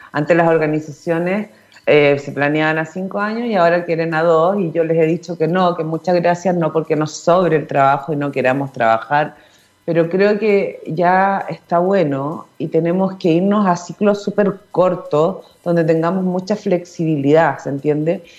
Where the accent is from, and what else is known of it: Chile